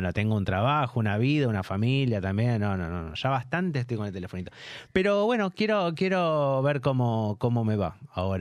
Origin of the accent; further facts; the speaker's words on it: Buenos Aires, Argentina; moved away; Yo, soy de Cava y sigo, sigo siendo de Cava